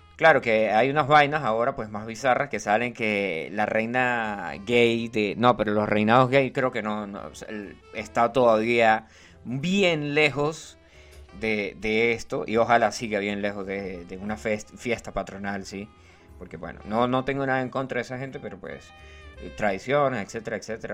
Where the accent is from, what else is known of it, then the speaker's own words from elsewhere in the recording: Los Llanos, Venezuela; yo soy llanero. No soy llanero, llanero, 100% llanero